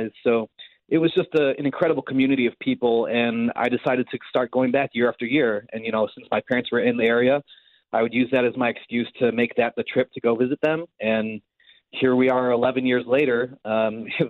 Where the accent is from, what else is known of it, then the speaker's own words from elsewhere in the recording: Chicago, Illinois, United States; also born or lived in Greenville, South Carolina; born and raised in Chicago, Chicagoland